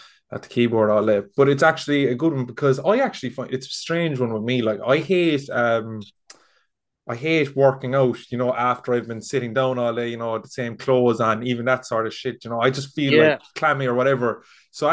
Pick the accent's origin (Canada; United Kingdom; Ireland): Ireland; Cork, Munster; moved away as an adult; now in Galway, Ireland; I'm from Cork, I'm living in Galway, but the job is back down in Cork